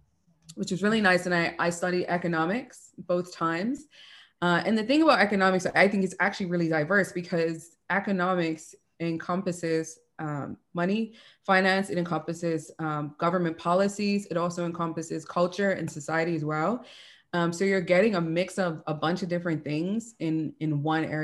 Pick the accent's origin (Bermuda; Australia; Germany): Bermuda; moved away as an adult; also born or lived in Venezuela; I'm originally from Bermuda.